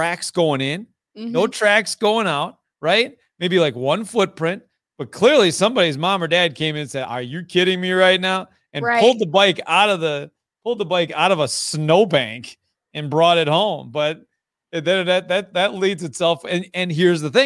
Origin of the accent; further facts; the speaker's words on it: Fall Creek, Wisconsin, United States; I am from Fall Creek, Wisconsin, Northwest Wisconsin, hour and a half east of Minneapolis, St. Paul on the good side